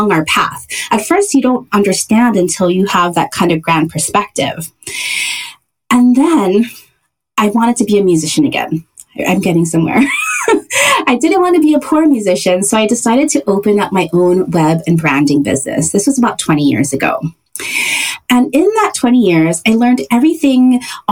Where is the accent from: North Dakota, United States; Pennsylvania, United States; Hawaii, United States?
Hawaii, United States; moved away as an adult; also born or lived in San Francisco; I was born and raised in Hawaii.